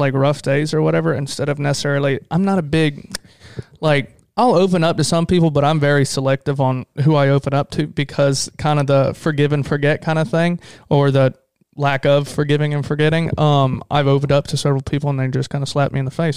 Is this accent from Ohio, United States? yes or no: no; Florida, United States; we're Florida boys